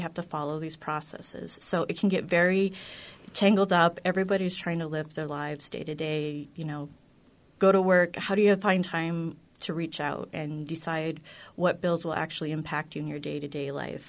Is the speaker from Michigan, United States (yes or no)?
no; North Dakota, United States; I grew up in North Dakota